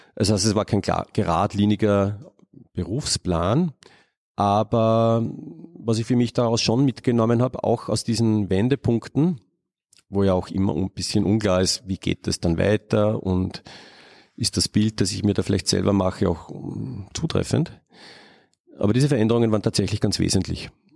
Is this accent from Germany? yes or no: no; Upper Austria, Austria; ich bin auf einem Bauernhof aufgewachsen in Oberösterreich